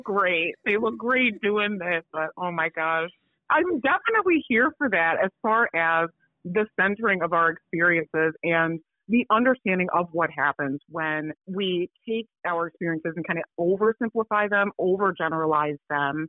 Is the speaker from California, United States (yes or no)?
no; Chicago, Illinois, United States; I was born in Chicago, but my parents are from Accra, Ghana